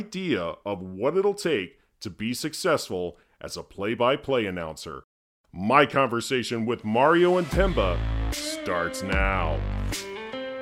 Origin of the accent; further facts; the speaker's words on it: Terre Haute, Indiana, United States; moved away as an adult; now in Detroit, United States; I was originally from Terre Haute, Indiana. I grew up in an area that had Major League Baseball